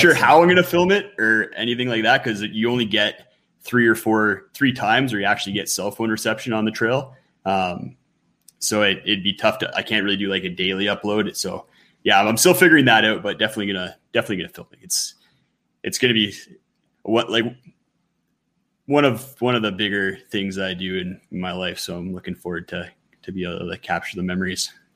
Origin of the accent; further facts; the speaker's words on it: Ontario, Canada; now in Western Canada; I grew up on the East Coast in mm-hmm. Ontario